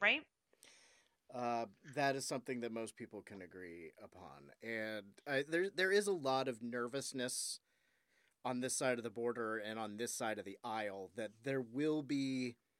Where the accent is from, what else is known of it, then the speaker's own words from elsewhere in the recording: Ohio, United States; I was from Ohio